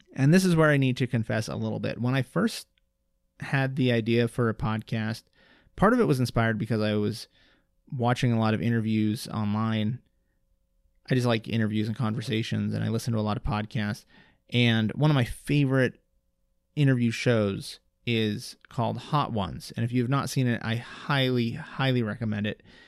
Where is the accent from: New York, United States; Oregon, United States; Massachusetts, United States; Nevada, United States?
Nevada, United States; Reno; also born or lived in Las Vegas / Oakland; I was born and raised here in Reno.